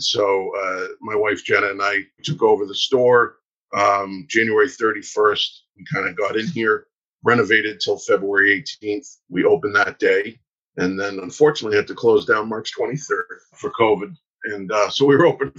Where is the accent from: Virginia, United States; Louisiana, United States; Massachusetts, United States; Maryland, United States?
Massachusetts, United States; Newburyport; I grew up on the North Shore up in Newburyport